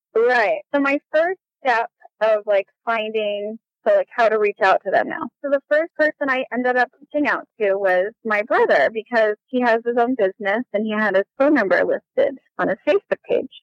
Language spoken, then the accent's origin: English; Las Vegas, Nevada, United States; moved away as an adult; also born or lived in Bolivar, Missouri; now in Vancouver, Washington, United States; we moved when I was nine months old all the way to Las Vegas, Nevada. And that is where I was raised my whole